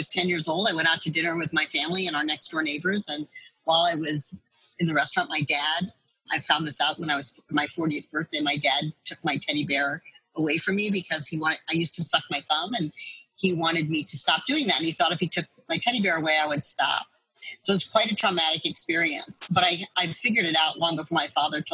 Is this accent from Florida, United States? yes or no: yes; Coral Gables, Florida, United States; moved away as an adult; now in St. Louis, United States; I grew up in Coral Gables, Florida